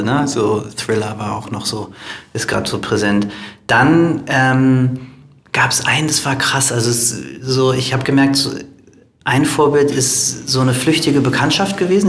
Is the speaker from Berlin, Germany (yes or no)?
yes; Berlin, Germany; dann kommen wir aus Berlin